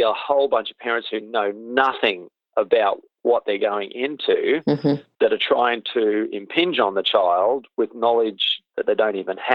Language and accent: English; Australia; moved away as an adult; also born or lived in Cambridge, New Zealand; I grew up in Australia